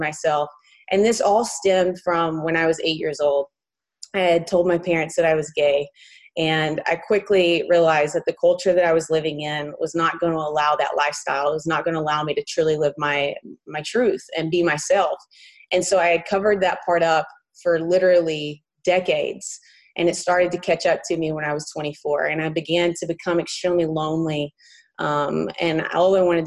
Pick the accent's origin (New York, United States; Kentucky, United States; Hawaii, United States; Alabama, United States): Alabama, United States; Morris; moved away as an adult; now in Huntington Beach, United States; I'm actually born and raised in a very small town called Morris, Alabama